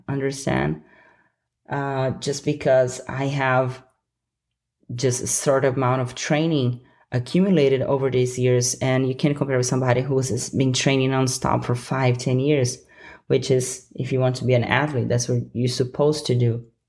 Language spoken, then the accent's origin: English; Brasília, Federal District, Brazil; moved away; my hometown, Brasilia